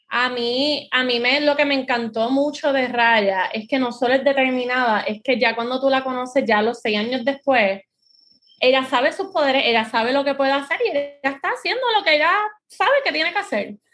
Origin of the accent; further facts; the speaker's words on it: Puerto Rico; aquí los puertorriqueños